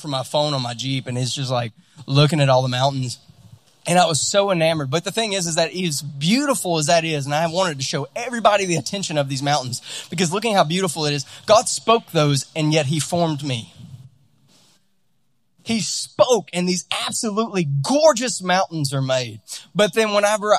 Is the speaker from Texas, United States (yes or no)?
no; Louisiana, United States; also born or lived in California; now in Utah, United States; we're out in Utah now, and I'm from Louisiana originally